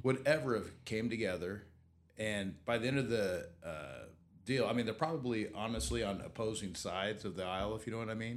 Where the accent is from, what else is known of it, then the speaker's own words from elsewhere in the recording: Southeast Kansas, United States; now in Wichita, United States; I grew up in Southeast Kansas